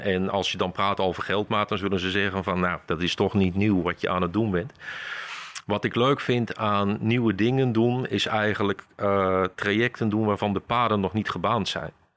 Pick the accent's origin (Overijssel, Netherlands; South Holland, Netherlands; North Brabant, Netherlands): Overijssel, Netherlands; Kampen; Geboren en getogen in Kampen, ja. Kijk, nooit weg geweest